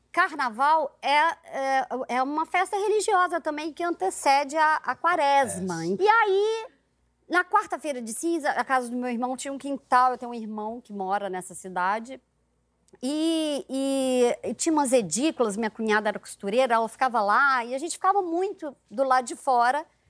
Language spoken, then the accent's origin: Portuguese; Zona da Mata near Ouro Preto, interior of Minas Gerais, Brazil; moved away as an adult; also born or lived in Macaé, Rio de Janeiro; eu sou de Minas. Aham. Eu sou do interior de Minas e da zona da mata perto de Ouro Preto. E eu fui morar em Macaé, estado do Rio